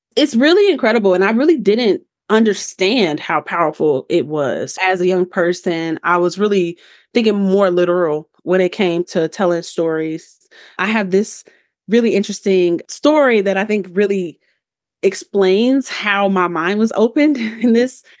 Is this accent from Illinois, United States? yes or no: yes; Chicago, Illinois, United States; moved away as an adult; now in Denver, United States; I'm from Chicago